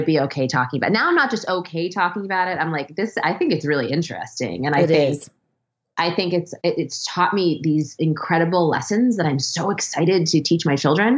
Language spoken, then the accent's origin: English; New York City, New York, United States; moved away; I grew up in Manhattan in Hell's Kitchen